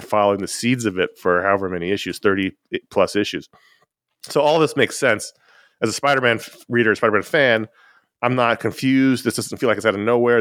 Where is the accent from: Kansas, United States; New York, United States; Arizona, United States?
New York, United States; New York City; I grew up in Owl Territory